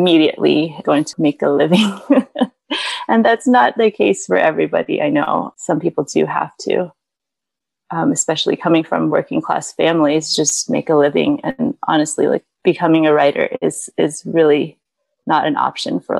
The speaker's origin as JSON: {"language": "English", "country": "United States", "tie": "born or raised there", "also_born_or_lived": "China / California / Texas", "moved": "yes", "lives_now": "Midwest, United States", "said": "I grew up in California and Southeast Texas"}